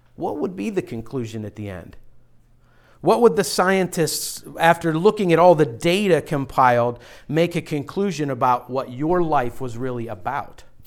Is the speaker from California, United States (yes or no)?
no; Pittsburgh, Pennsylvania, United States; now in Philadelphia, United States; I'm from Pittsburgh area